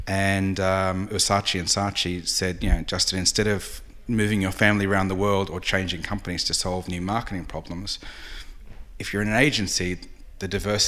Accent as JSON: {"language": "English", "country": "Australia", "accent": "Australian", "moved": "as an adult", "said": "I'm Australian, in case people can't tell with the accent. I left 20 years ago, so it's a bit dulled."}